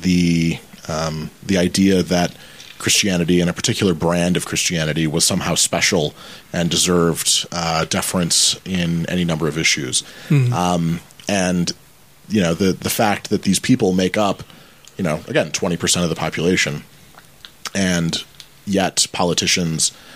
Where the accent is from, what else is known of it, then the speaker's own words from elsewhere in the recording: Michigan, United States; moved away; I grew up in Michigan, born and raised.